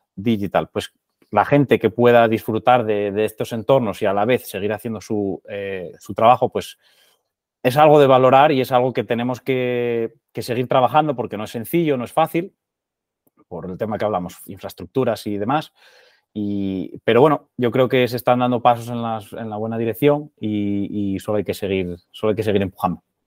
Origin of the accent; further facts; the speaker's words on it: Murias, Asturias, Spain; moved away as an adult; also born or lived in Netherlands / London; trabajando desde, desde mi pueblo, o sea, desde, desde de Murias